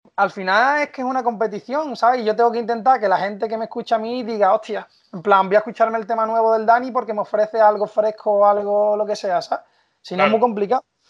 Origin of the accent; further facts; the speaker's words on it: Seville, Andalusia, Spain; yo soy de Sevilla